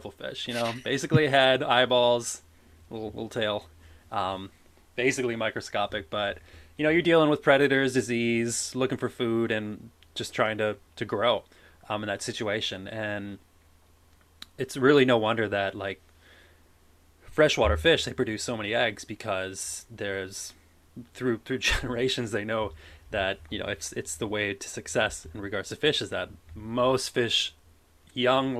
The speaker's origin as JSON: {"language": "English", "region": "Midwest", "country": "United States", "also_born_or_lived": "Alabama", "moved": "as an adult", "lives_now": "Wisconsin, United States", "said": "I'm from the Midwest originally"}